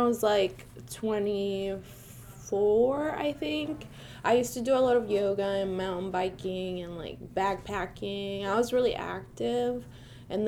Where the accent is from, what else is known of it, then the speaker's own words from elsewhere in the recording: Venezuela; moved away; I grew up in Venezuela